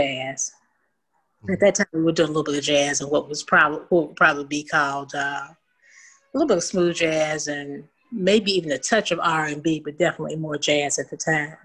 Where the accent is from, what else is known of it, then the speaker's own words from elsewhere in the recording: Atlanta, Georgia, United States; I'm from Atlanta, Georgia